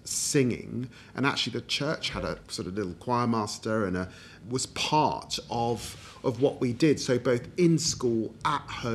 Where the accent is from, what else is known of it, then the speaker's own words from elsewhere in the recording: London, United Kingdom; also born or lived in Peterborough; born and raised in Tottenham